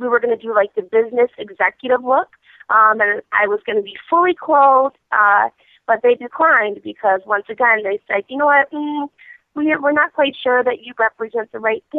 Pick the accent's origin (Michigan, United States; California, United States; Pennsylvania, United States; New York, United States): Michigan, United States; I'm from Michigan